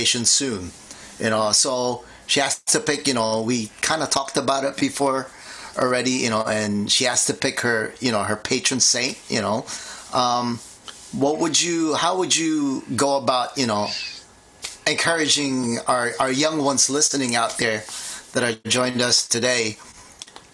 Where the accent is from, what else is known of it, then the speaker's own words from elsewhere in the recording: Philippines; now in New Jersey, United States; I grew up in the Philippines